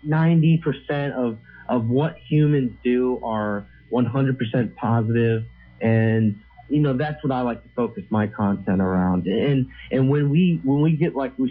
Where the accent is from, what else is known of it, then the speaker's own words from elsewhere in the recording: United States; I grew up in America